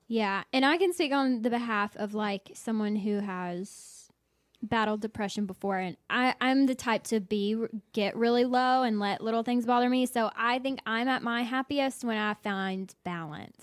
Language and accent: English; the South, United States; I'm from the South